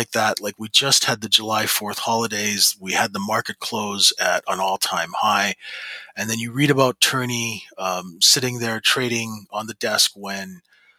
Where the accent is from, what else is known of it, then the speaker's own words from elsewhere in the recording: Canada; I'm a Canadian